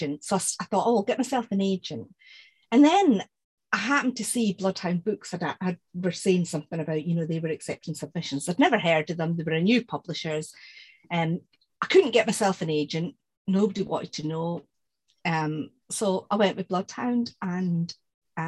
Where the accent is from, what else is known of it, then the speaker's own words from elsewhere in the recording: Scotland, United Kingdom; moved away; I'm Scottish